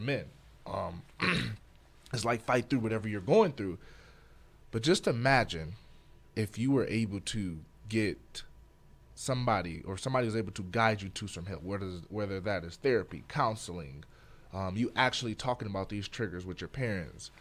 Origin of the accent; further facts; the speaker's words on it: Detroit, Michigan, United States; moved away; also born or lived in Flint, Michigan; I'm from Detroit, Michigan. Um, I spent part of my life in Detroit, and I spent a couple years in Flint, Michigan